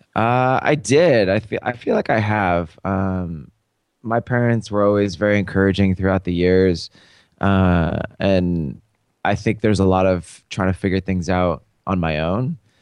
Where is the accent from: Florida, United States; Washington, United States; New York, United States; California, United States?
Washington, United States; Seattle; I grew up in Seattle.